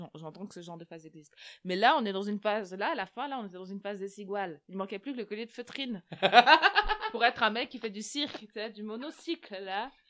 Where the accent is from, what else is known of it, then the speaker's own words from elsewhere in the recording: Switzerland; nous en tant que Suisses